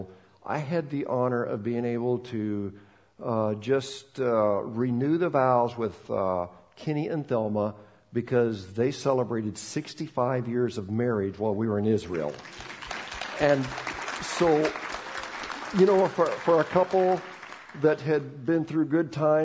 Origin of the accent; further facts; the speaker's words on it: Bolivia; moved away; I'm from Bolivia, and talking to them in Spanish